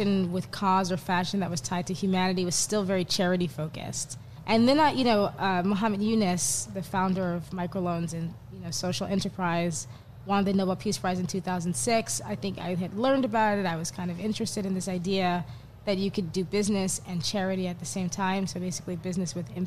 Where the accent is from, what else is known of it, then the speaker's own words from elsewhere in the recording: New York, United States; I grew up in New York